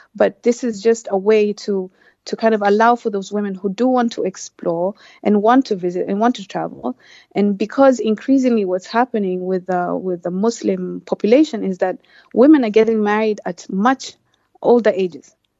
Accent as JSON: {"language": "English", "country": "Kenya", "also_born_or_lived": "Turkey", "said": "I'm from Kenya"}